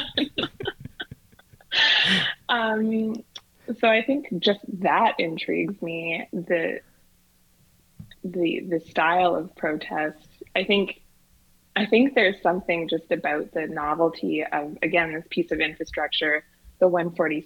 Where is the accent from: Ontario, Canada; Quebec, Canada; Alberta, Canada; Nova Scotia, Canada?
Alberta, Canada; Edmonton; I grew up in Crestwood, right beside the MacKinnon